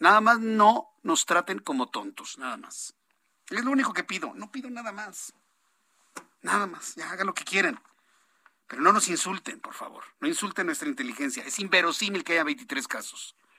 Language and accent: Spanish; Mexico; Nosotros somos mexicanos